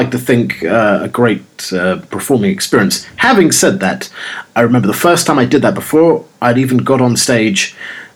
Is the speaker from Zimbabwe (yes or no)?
no; London, United Kingdom; the original Londoner